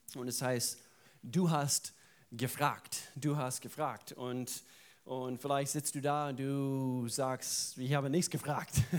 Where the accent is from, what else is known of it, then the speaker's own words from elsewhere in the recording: the Southern United States, United States; German is a second language; moved away; Da, wo ich herkomme, ich komme aus den Südstaaten